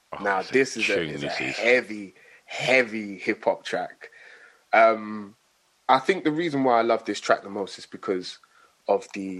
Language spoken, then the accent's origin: English; Nigeria; Even me being a Nigerian, my dad used to listen to reggae as well.